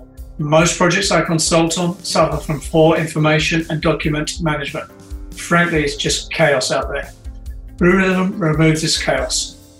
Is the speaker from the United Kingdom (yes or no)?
yes; London, United Kingdom; moved away; also born or lived in Canada; I'm from West London